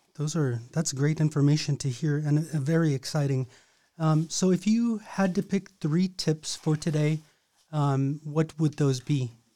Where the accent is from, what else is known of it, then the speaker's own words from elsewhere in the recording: Napaskiak, Alaska, United States; I grew up in Nabuscaq